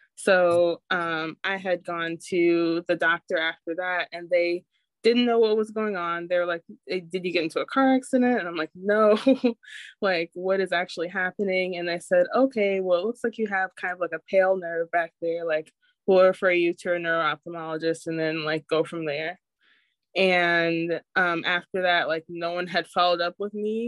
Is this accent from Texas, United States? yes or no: no; Michigan, United States; also born or lived in California; I'm from Michigan